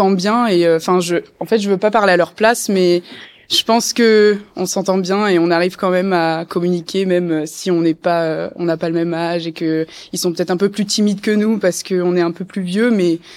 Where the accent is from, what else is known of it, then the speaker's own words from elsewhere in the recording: Toulon, Provence-Alpes-Côte d'Azur, France; moi je suis de Toulon à la base et tout et en fait j'ai j'ai eu cette expérience de en étant petite d'être avec des gens de l'université